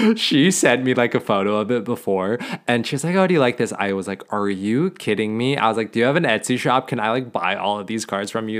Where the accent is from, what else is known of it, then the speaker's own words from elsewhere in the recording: Montana, United States; growing up in Montana